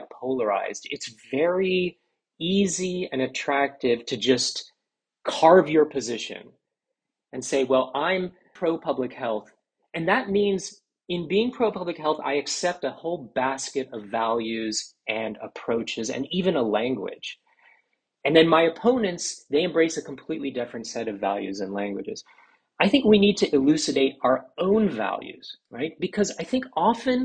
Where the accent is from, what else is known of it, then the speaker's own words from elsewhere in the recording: Washington, District of Columbia, United States; also born or lived in Philadelphia; I grew up in Washington, D.C. in the 1980s.